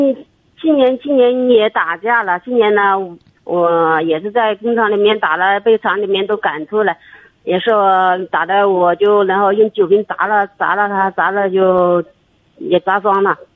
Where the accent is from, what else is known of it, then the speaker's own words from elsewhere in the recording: Jiangxi, China; now in Guangdong, China; 我不是湖南，我是江西的